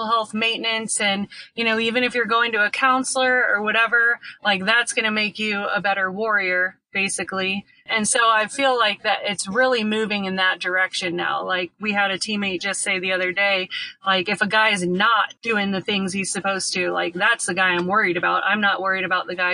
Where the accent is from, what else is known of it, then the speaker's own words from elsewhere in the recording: St. Louis, Missouri, United States; now in Colorado, United States; We're both from St. Louis, Missouri